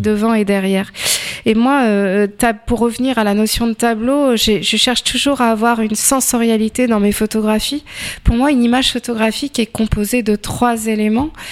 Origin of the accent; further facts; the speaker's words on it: Tours, Centre-Val de Loire, France; je suis tourangelle de souche et férue de patrimoine